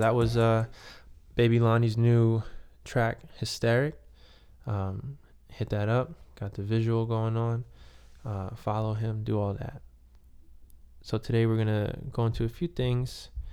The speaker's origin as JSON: {"language": "English", "town": "New York City", "region": "New York", "country": "United States", "said": "I'm from Queens."}